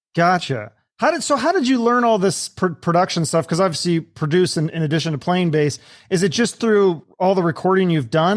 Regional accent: Seattle, Washington, United States; I'm from Seattle

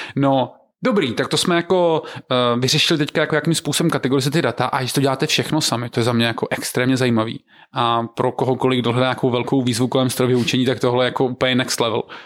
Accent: Znojmo, South Moravian Region, Czechia; Já jsem ze Znojma

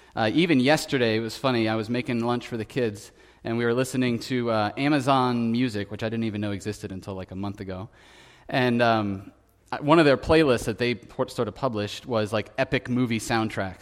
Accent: United States; growing up in America

